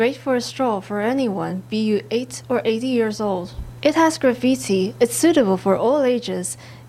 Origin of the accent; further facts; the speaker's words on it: Malaysia; We went to get bubble tea last night and we had some noodles. I'm from Malaysia.